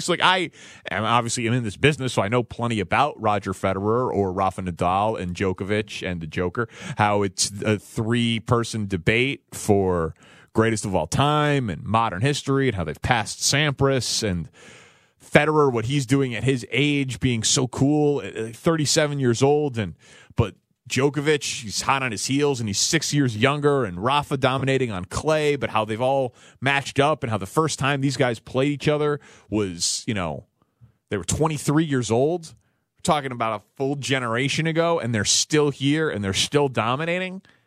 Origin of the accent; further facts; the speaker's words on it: Chicago, Illinois, United States; I'm a Bulls fan as a child growing up in Chicago in the nineties